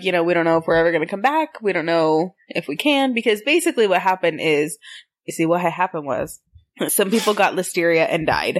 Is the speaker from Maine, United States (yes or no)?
no; Texas, United States